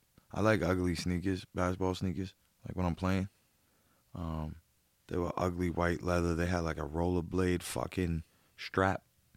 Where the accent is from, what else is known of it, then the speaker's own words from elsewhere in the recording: Boston, Massachusetts, United States; So I'm from Southie. I did a lot of shell toes.